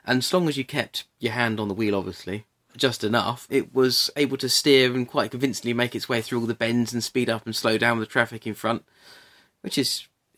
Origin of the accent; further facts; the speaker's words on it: Shoreham-by-Sea, South East England, United Kingdom; Shoreham is my hometown, and the air show was used to fly down the main road where I lived.